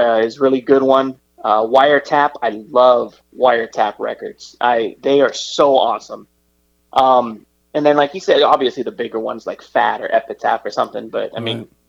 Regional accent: Riverside, California, United States; moved away as an adult; now in Los Angeles, United States; I'm originally from Riverside, so not too far.

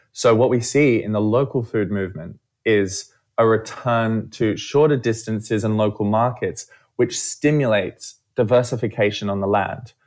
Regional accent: Australia; I'm from Australia, as you might hear

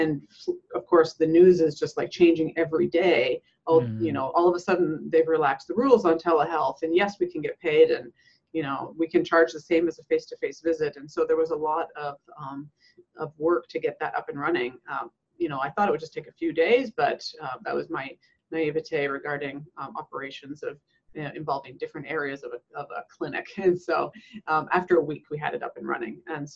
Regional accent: western Canada, Alberta, Canada; moved away as an adult; also born or lived in Nova Scotia, Canada / British Columbia, Canada; now in United States; I'm Canadian. I was born in Nova Scotia, Canada, on the East Coast. But moved over to Alberta on the west side of the country when I was very young. So I would say I grew up on the west side of Canada in British Columbia and Alberta

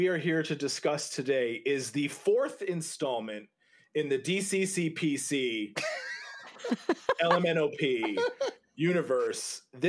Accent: Canada; You know, it's hard because I'm French, right? So I look at it and I see the word Godot. I'm French Canadian.

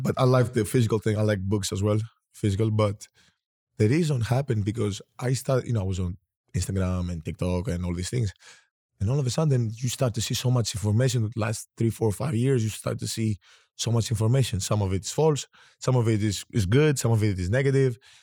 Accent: Greece; I was born and raised in Greece

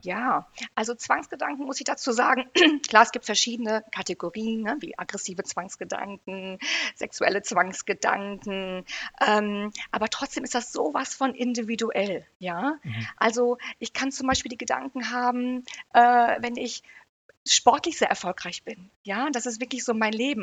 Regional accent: United Kingdom; now in Herford, Germany; ich komme aus Großbritannien, ne? verstehe perfekt Englisch

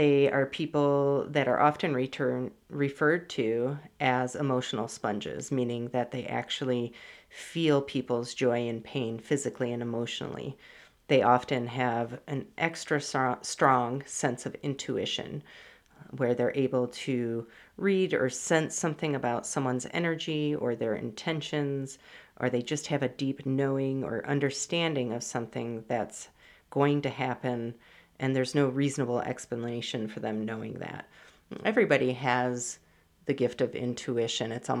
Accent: Michigan, United States; I grew up in Michigan, love the Great Lakes

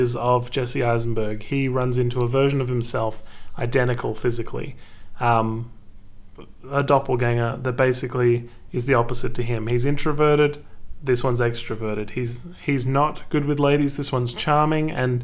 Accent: Canberra, Australian Capital Territory, Australia; We're both from Canberra as well

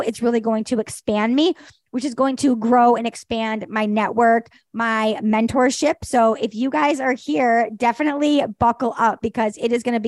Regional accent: Detroit, Michigan, United States; my hometown of Detroit

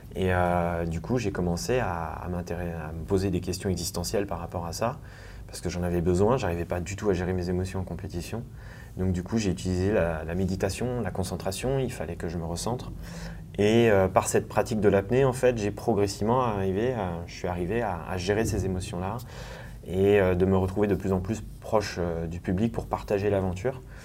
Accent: Thonon-les-Bains, Auvergne-Rhône-Alpes, France; now in Annecy, France; je suis né à Tonon-les-Bains au bord du lac Léman

